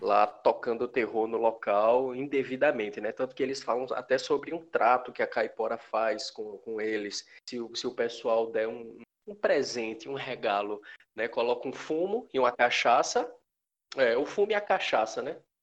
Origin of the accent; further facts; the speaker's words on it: Pernambuco, Brazil; nós somos de Pernambuco.